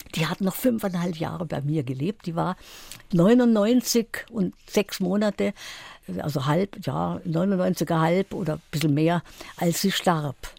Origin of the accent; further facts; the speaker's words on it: Sudetenland, Czechia; moved away; also born or lived in Karlsruhe; Ich stamme ja aus dem Sudetenland und da war ein langer Winter